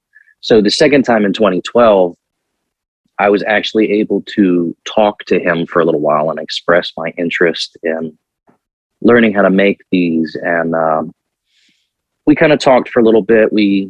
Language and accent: English; Virginia Beach, Virginia, United States; now in Morgantown, United States; I'm originally from Virginia Beach, Virginia.